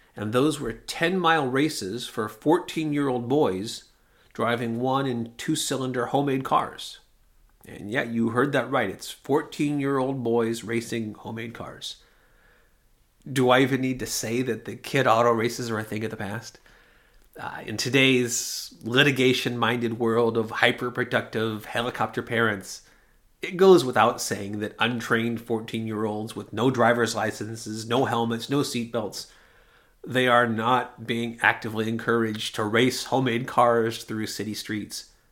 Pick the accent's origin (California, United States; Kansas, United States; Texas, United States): California, United States; Hawthorne; I'm originally from Hawthorne, which is one of the little cities that make up what people think of as Los Angeles